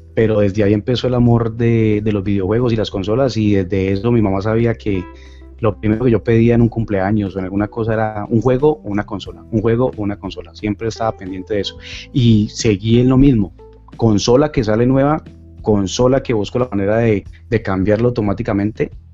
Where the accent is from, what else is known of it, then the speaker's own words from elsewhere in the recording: Cali, Valle del Cauca, Colombia; soy de Colombia, de Cali, Colombia, de la sucursal del cielo